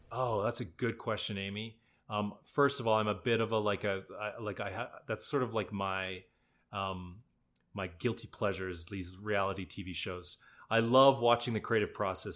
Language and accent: English; Alberta, Canada; moved away; also born or lived in Drumheller; I grew up in Alberta